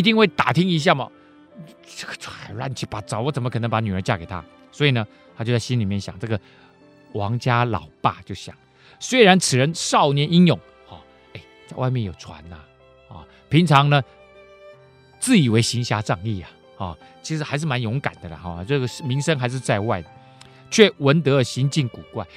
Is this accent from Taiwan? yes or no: yes; Keelung, Taiwan; 我以前小时候住基隆，那基隆是海边呐